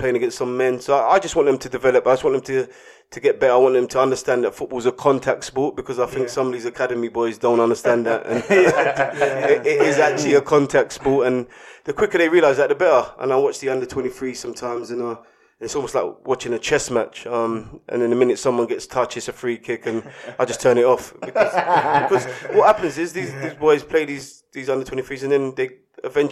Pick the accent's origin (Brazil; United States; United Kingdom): United Kingdom; London; I was from Hackney